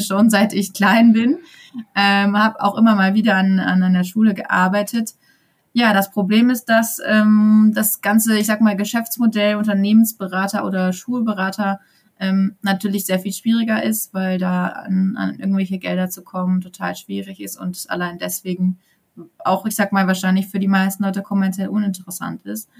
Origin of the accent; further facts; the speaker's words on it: Sauerland, North Rhine-Westphalia, Germany; moved away as an adult; also born or lived in eastern Germany / Cologne; now in Gütersloh area, Germany; ich komme aus dem Sauerland ursprünglich